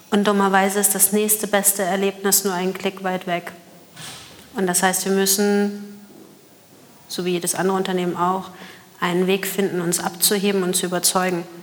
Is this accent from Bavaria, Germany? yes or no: no; Hamburg, Germany; Ich bin Hamburger Dern.